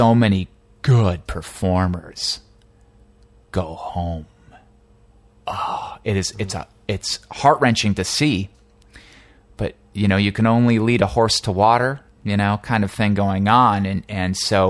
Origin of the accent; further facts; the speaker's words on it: New Jersey, United States; moved away as an adult; also born or lived in Boston; now in Los Angeles, United States; I'm actually an East Coast guy. I was raised in New Jersey